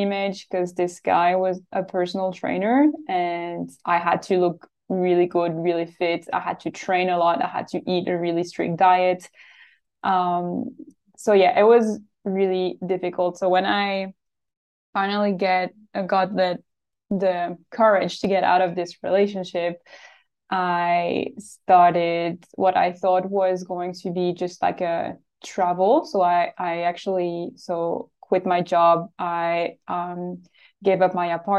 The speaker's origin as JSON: {"language": "English", "country": "Switzerland", "moved": "yes", "lives_now": "Australia", "said": "I am from Switzerland and I live in Australia."}